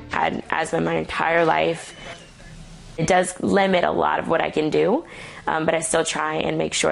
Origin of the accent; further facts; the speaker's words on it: Baton Rouge, Louisiana, United States; now in Geismar, United States; I grew up in Baton Rouge and we moved to Geismar about a year and a half ago.